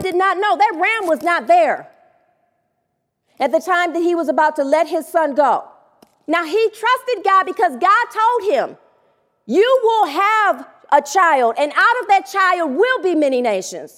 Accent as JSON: {"language": "English", "town": "Detroit", "region": "Michigan", "country": "United States", "also_born_or_lived": "Southfield, Michigan", "said": "I was going back to Detroit to live with my father"}